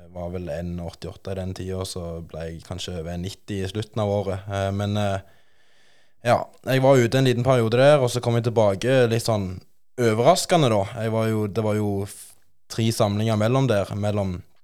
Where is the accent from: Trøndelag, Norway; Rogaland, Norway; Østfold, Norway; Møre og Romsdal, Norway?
Rogaland, Norway; Bryne; komme fra, fra Bryne